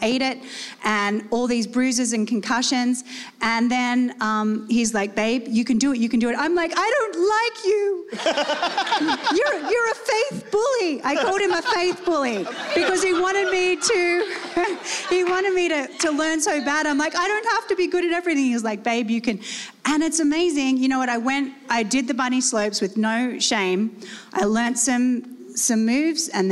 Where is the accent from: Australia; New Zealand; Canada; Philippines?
Australia; moved away as an adult; also born or lived in Salt Lake City; I'm being born and raised in Australia